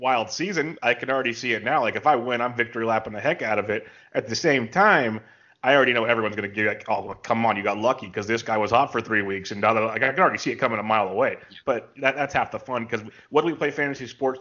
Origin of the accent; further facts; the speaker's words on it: California, United States; I'm from California. KC is a small city I live in called King City